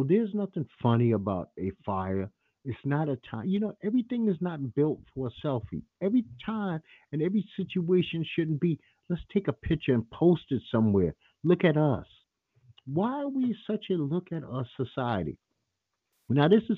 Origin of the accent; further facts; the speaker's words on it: New York City, New York, United States; I'm from Bed-Stuy, Brooklyn